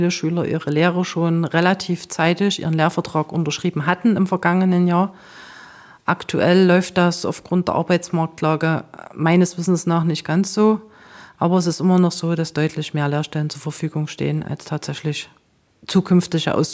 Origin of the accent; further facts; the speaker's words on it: Heide, Schleswig-Holstein, Germany; Ich komme tatsächlich aus Heide und das liegt sehr nah, da kann ich jeden Tag hin und zurücklaufen.